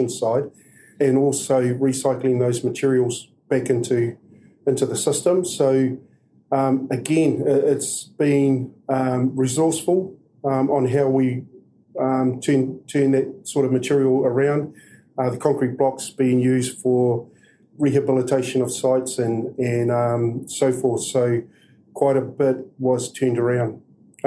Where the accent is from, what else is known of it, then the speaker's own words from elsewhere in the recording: New Zealand; being a Kiwi